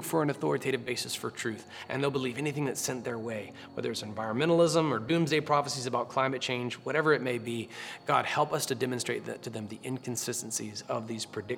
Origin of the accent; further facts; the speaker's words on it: Florida, United States; I grew up in Florida